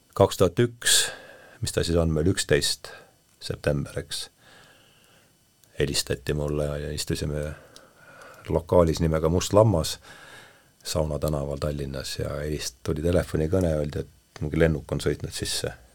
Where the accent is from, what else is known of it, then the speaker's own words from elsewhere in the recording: Rakvere, Lääne-Viru County, Estonia; sõitsin bussiga Rakverre, ma olen sealt pärit